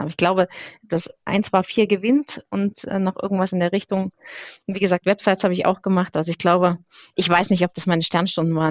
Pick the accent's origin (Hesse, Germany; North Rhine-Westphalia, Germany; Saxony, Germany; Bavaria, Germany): Saxony, Germany; Dresden; ich komme auch tatsächlich aus Sachsen, ich bin in Dresden geboren